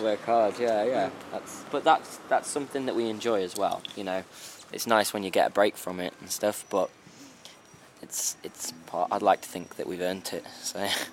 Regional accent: Black Country, West Midlands, United Kingdom; we come from the Black Country

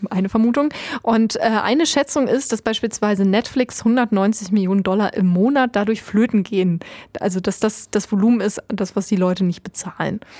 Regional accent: Germany; wir kommen ja, das muss man bedenken, wir kommen aus Deutschland. Wir haben, äh, wurden sozialisiert äh, mit Medieninhalten, die kostenlos sind.

